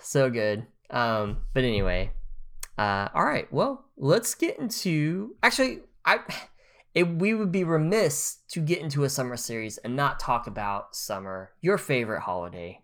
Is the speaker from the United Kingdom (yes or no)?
no; Grove, Oklahoma, United States; I'm from Grove, Oklahoma.